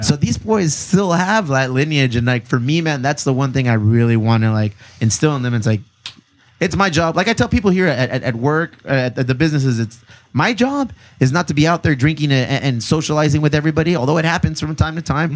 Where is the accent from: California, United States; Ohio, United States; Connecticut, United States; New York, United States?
California, United States; Bonita; I grew up in Benita